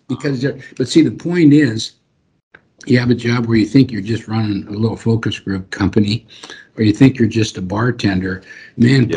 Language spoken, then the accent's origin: English; Nebraska, United States; I'm from Nebraska